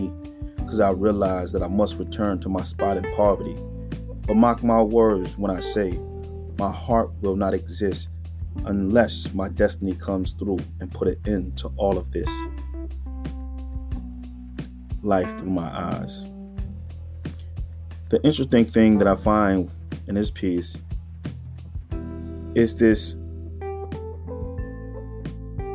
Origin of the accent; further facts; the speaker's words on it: United States; as an African-American man growing up in America, you know, in the inner city